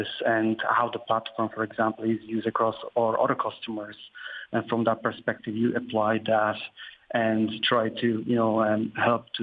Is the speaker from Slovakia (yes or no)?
yes; Slovakia; also born or lived in Waterford, Ireland / Dublin, Ireland; now in Ireland; I'm originally actually from Slovakia, but I moved to Ireland over 19 years ago.